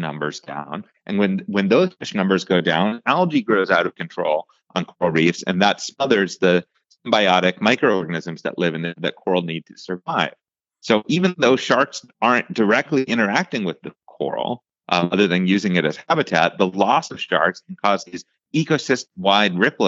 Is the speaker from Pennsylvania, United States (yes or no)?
yes; outside of Pittsburgh, Western Pennsylvania, United States; moved away; where I grew up in Western Pennsylvania, outside of Pittsburgh